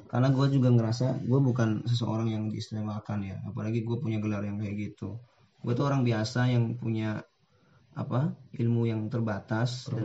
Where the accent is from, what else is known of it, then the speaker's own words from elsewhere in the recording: Tegal, Central Java, Indonesia; gua berasal dari Tegal. Ya. Kalau lo tahu Tegal itu dari daerah Jawa Tengah.